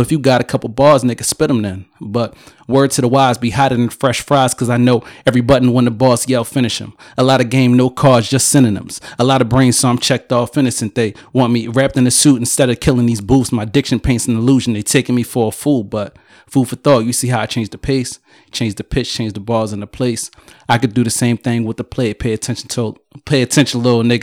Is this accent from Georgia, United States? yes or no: no; Philadelphia, Pennsylvania, United States; I'm from Philly.